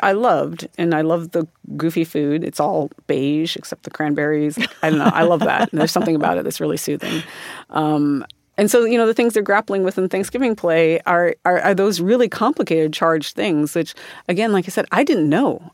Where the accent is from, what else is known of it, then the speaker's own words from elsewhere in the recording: South Dakota, United States; I grew up in South Dakota